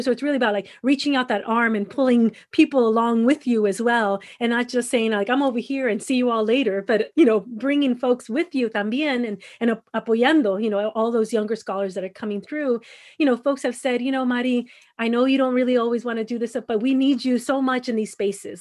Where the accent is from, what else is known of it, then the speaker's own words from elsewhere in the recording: Los Angeles, California, United States; moved away as an adult; also born or lived in Mexicali / San Diego; growing up in Los Angeles